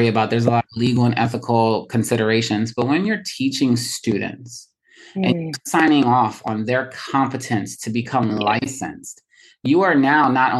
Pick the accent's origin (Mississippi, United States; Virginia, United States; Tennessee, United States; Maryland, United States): Maryland, United States; Baltimore; moved away as an adult; now in New York City, United States; I'm from Baltimore, so I have a little bit of bias, usually, right? From Baltimore for 16 years, most of my nursing career is in Baltimore